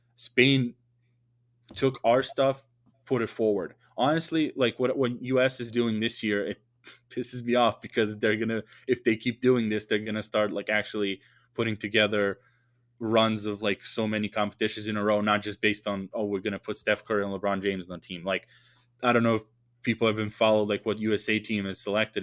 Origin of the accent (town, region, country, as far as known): Serbia